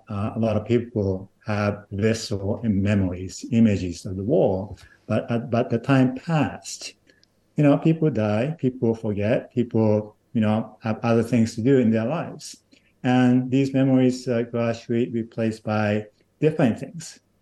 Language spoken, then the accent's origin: English; Japan; moved away as an adult; also born or lived in United States; now in Nashville, United States; I was born and raised in Japan. I was there till age 26